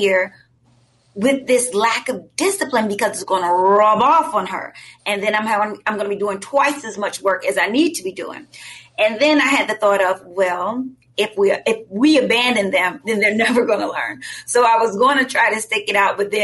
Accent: Richmond, Virginia, United States; that's my hometown

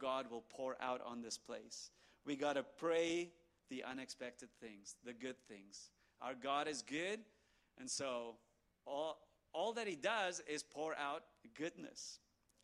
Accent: South Africa; I'm South African.

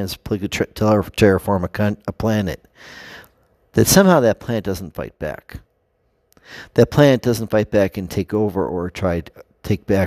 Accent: United States; we as American people

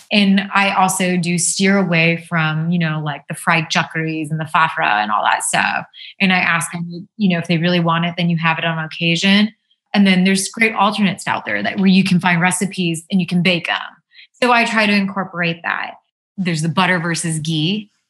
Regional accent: India; because we're Indian and we have these amazing spices that make our food taste really good without all of that.

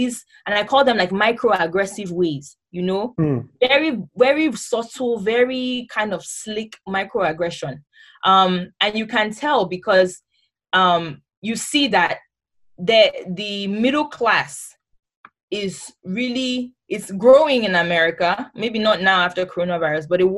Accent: Nigeria; moved away as an adult; now in United States; as a Nigerian

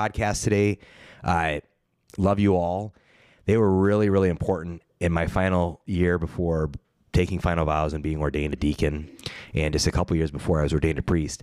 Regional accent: Ohio, United States; accent: Ohio; my Ohio accent

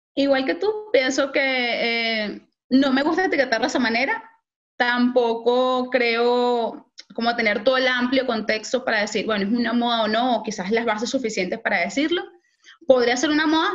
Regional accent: Valencia, Carabobo, Venezuela; moved away; yo soy de Valencia, Venezuela

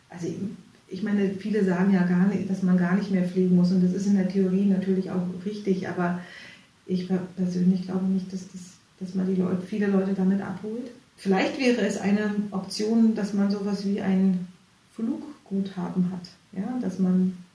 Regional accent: East Germany, Germany; ich bin ja in der DDR groß geworden und ähm, bei uns gab es ja, wenn es mal was gab, gab es zu Weihnachten Orangen

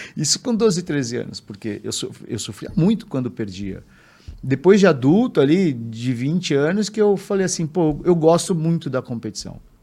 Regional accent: São Paulo, Brazil; Eu sou, sou nascido em São Paulo, vivo em São Paulo, menino de cidade.

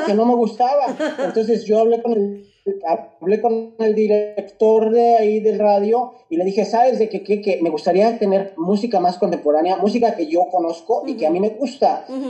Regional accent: Mexico City, Mexico; moved away; nací crecí en la Ciudad de México

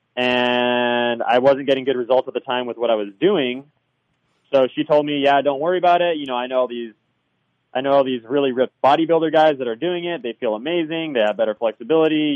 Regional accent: Southern California, United States; also born or lived in Hawaii; I'm from Southern California

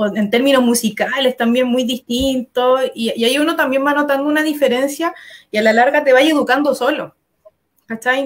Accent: Talagante, Santiago Metropolitan Region, Chile; moved away; nací y criada en Talagante

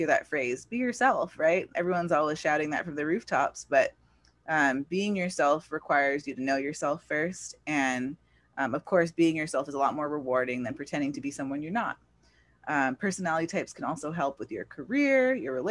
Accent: California, United States; I was born in California, but yeah, here in America

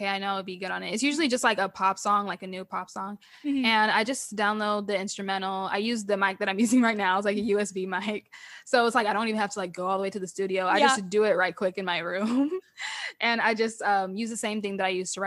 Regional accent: Nashville, Tennessee, United States; moved away as an adult; also born or lived in Los Angeles; now in Memphis, United States; my hometown is Nashville

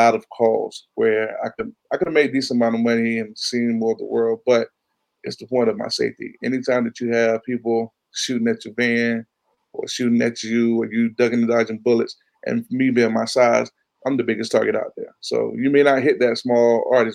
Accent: Chesapeake, Virginia, United States; I'm from Chesapeake

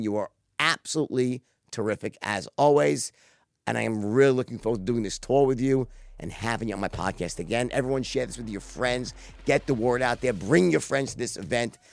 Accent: Los Angeles, California, United States; Los Angeles, my hometown

